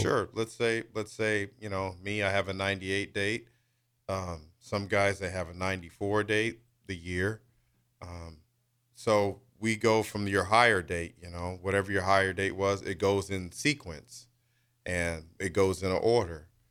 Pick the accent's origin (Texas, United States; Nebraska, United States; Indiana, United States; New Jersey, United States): Nebraska, United States; Lincoln; also born or lived in Wichita, Kansas / Topeka, Kansas; I did grow up here in Lincoln. I'm originally born in Wichita, lived in Topeka for a while.